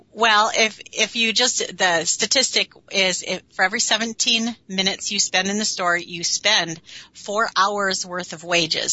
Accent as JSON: {"language": "English", "town": "Minneapolis", "region": "Minnesota", "country": "United States", "tie": "born or raised there", "lives_now": "Warroad, United States", "said": "born and raised in Minneapolis, and then we've been up here for 30 years."}